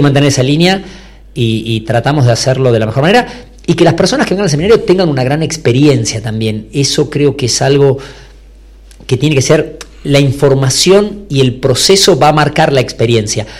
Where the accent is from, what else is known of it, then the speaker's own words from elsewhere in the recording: Buenos Aires, Argentina; moved away as an adult; now in Salta, Argentina; yo soy de Buenos Aires, nacido ahí, pero me casé, me fui para allá